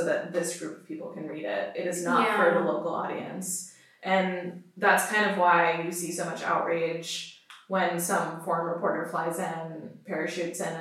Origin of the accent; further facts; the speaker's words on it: Pakistan; myself as a Pakistani